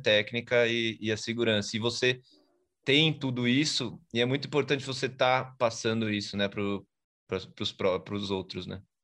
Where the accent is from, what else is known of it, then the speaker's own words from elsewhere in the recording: São Paulo, Brazil; now in Aldeia da Serra, Brazil; Eu sou de São Paulo, mas eu moro na, na Serra, aqui na parte de Aldeia da Serra.